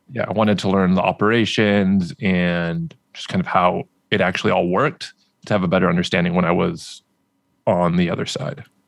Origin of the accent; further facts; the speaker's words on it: Anaheim, California, United States; I grew up in Southern California.